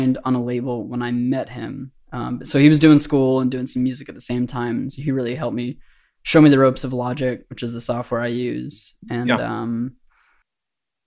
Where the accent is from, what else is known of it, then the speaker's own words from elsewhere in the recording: Boston, Massachusetts, United States; moved away as an adult; now in New Orleans, United States; I'm from Boston originally.